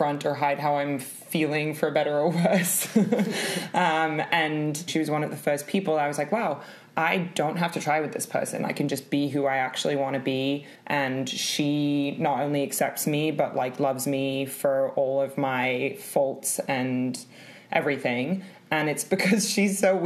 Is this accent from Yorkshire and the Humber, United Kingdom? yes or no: no; London, United Kingdom; also born or lived in California; I'm 28 years old, born in London, and currently live in London.